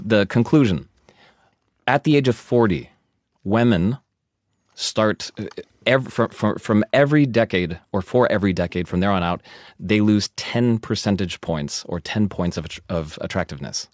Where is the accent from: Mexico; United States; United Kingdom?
United States; moved away as an adult; now in Germany; I'm American